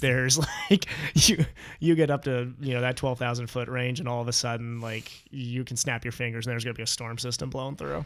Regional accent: Ohio, United States; also born or lived in Canada; We grew up together in Ohio

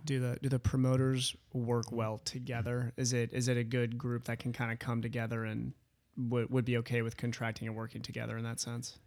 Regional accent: Midwest, United States; moved away; I'm from the Midwest originally

